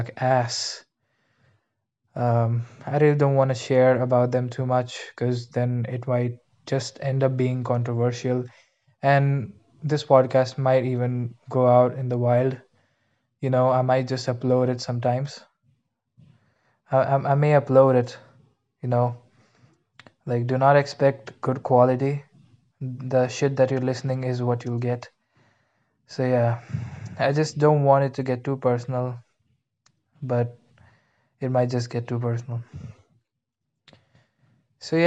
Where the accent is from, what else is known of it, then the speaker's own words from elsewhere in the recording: India; English is a second language; moved away; I'm actually from India